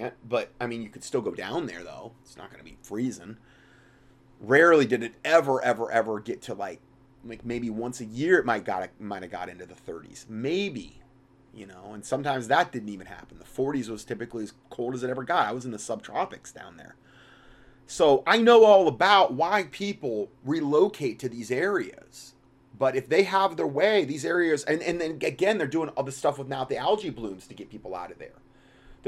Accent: Fort Myers, Florida, United States; also born or lived in Salem, Ohio; I grew up in Fort Myers, Florida.

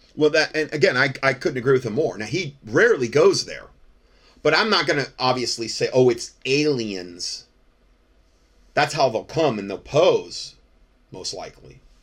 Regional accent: Fort Myers, Florida, United States; moved away as an adult; now in North Carolina, United States; I'm from Fort Myers, Florida

